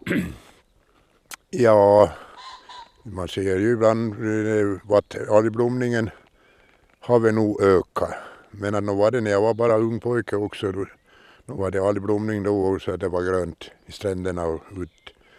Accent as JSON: {"language": "Swedish", "country": "Åland Islands", "tie": "born or raised there", "said": "jag är uppvuxen på Trätö, heter holmen"}